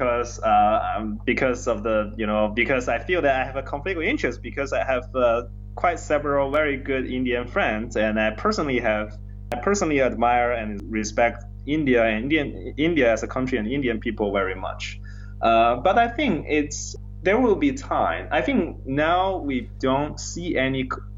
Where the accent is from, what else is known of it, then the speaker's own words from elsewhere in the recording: China; now in United States; I'm from China